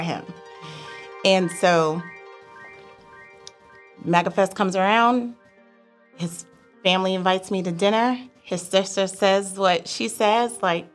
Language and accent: English; New York, United States; moved away as an adult; also born or lived in Georgia; now in Atlanta, United States; I'm a New Yorker